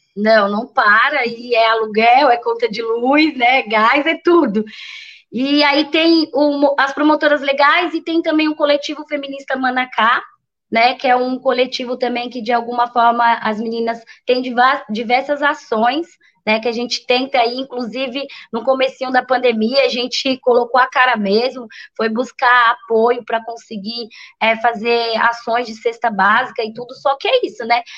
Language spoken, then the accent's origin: Portuguese; São Paulo, Brazil; moved away as an adult; now in Bertioga, Brazil; nasci, fui criada, que é o Paraisópolis Zona Sul, que é uma também uma grande periferia lá de São Paulo também.